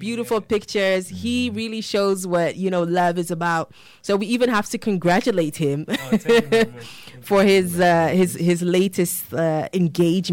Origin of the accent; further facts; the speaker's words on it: Ghana; as a Ghanaian